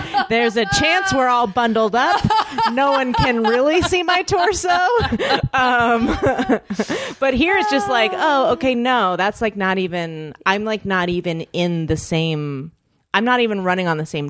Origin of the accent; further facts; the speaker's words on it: East Bay, San Francisco Bay Area, California, United States; moved away as an adult; also born or lived in New York / Santa Cruz; now in Los Angeles, United States; I'm so from like the East Bay.